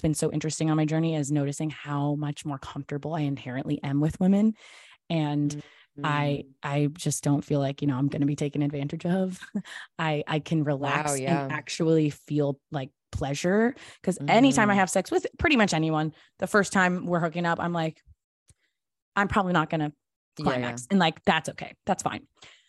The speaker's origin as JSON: {"language": "English", "region": "Tennessee", "country": "United States", "tie": "born or raised there", "also_born_or_lived": "Los Angeles / Texas / Georgia", "lives_now": "New York, United States", "said": "So I was born in Los Angeles, but I only lived there till I was six. So I don't like to claim it. And I grew up in various states in the South. So I grew up in Tennessee, Texas, and Georgia primarily."}